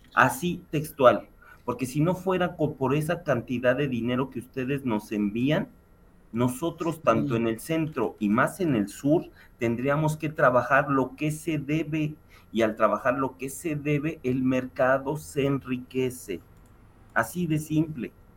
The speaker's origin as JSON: {"language": "Spanish", "region": "Mexico City", "country": "Mexico", "said": "como chilango lo puedo decir"}